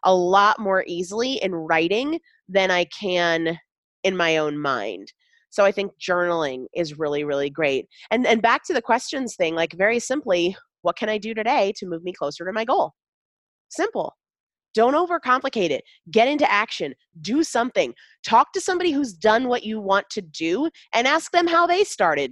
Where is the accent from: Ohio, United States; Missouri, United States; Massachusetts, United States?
Massachusetts, United States; Sandwich